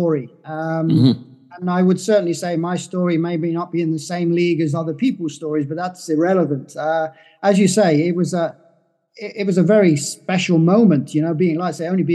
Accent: Guernsey; when I was born in Guernsey, I came from a very dysfunctional family

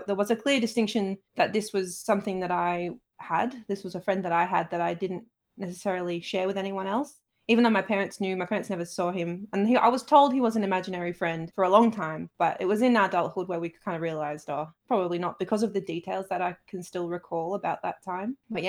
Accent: Saltaire, Yorkshire and the Humber, United Kingdom; So I grew up in Saltaire, which is a small town in Bradford, up in Yorkshire.

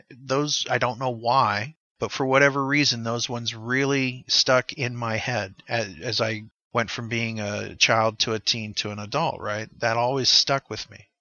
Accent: United States; as an American kid

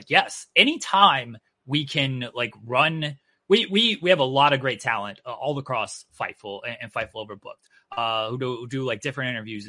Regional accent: Ohio, United States; I'm from Ohio.

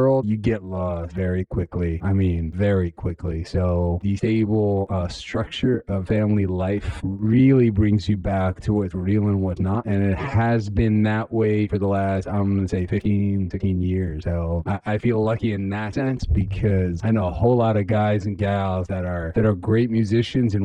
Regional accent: Jerusalem, Jerusalem District, Israel; also born or lived in New York; came from a really religious family growing up in Jerusalem

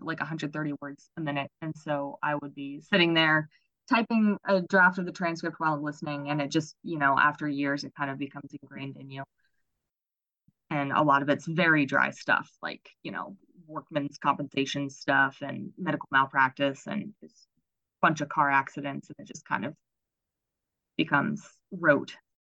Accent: Maryland, United States; also born or lived in Baltimore, Maryland; I was born and raised in Maryland

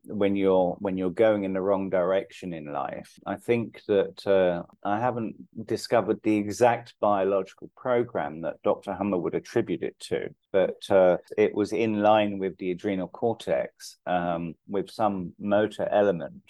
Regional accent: London, United Kingdom; moved away as an adult; now in India; My dad's Irish, my mum's English, but I grew up in London

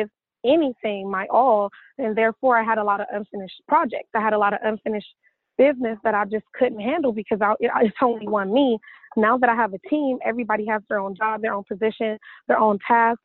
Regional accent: California, United States; moved away as an adult; also born or lived in Atlanta, Georgia / Los Angeles; I was born and raised in California

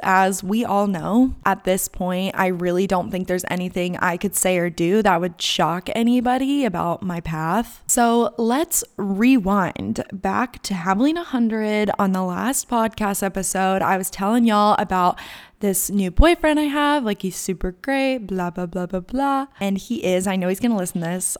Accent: Gilbert, Arizona, United States; moved away as an adult; also born or lived in Tucson, Arizona / Malibu, California; now in North Carolina, United States; I am from Gilbert, Arizona

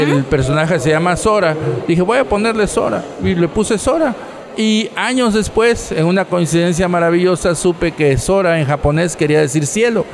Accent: Tabasco, Mexico; Nosotros somos del sur de México, de un estado que se llama Tabasco

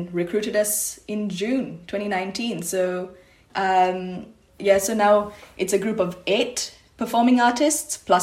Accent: Malaysia; now in Sydney, Australia; I'm Malaysian Tamil, so three generations, born in Malaysia, but of Sri Lankan heritage.

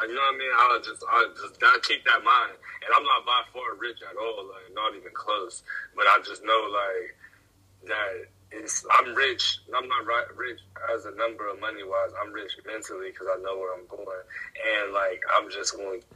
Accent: Ohio, United States; I'm from Ohio, right next to Pittsburgh, probably like 20 minutes from Pittsburgh

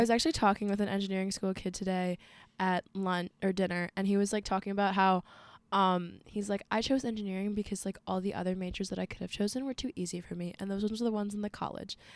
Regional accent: Arlington, Virginia, United States; I'm from Arlington, Virginia. two two two oh two

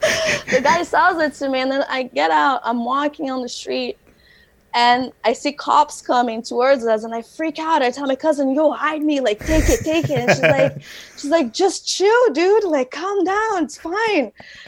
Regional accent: Montreal, Quebec, Canada; Because like I grew up in the West Island. And I did go to a French school when I moved here

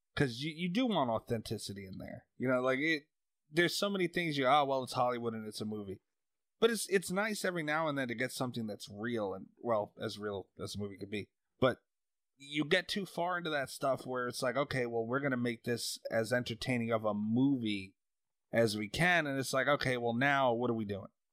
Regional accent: New York, United States; also born or lived in Long Island; live on Long Island. I'm from New York

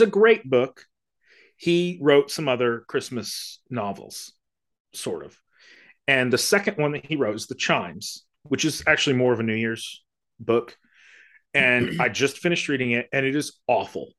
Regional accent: South Florida, United States; moved away; I grew up in South Florida

